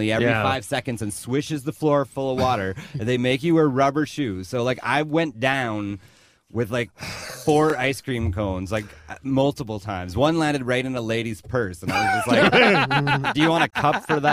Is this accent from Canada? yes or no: yes; Lethbridge, Alberta, Canada; born or raised there; moved away as an adult; also born or lived in Vancouver